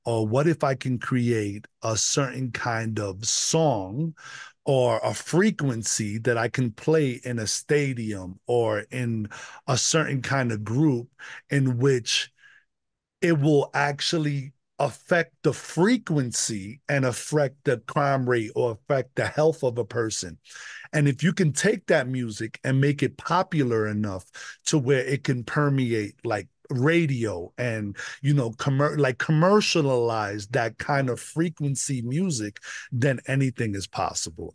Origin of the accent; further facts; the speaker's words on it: New York City, New York, United States; moved away as an adult; now in Westminster, United States; I was raised in the Bronx